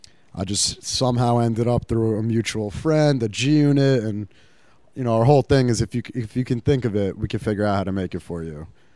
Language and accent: English; New York, United States; Like, we're all from New York and we're sitting on these sneaker lines for days